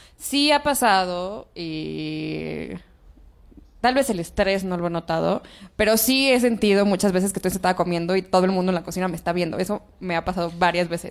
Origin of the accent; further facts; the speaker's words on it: Oaxaca, Mexico; now in Mexico City, Mexico; Yo no soy del DF, soy de Oaxaca